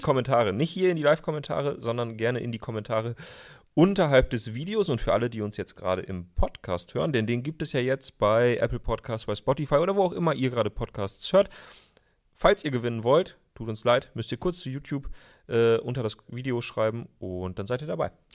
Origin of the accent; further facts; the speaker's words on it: Emsland, Lower Saxony, Germany; now in Berlin, Germany; in meiner Heimat, mhm. im Emsland, wo es vielleicht mal einen Schnitzel mehr gibt